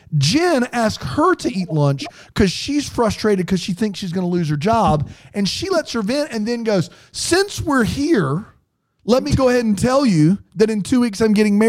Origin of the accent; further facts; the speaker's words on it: South Carolina, United States; I'm from South Carolina